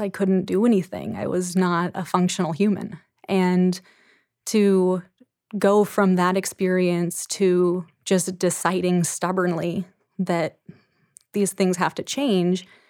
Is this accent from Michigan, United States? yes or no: no; Anacortes, Washington, United States; my hometown of Anacortes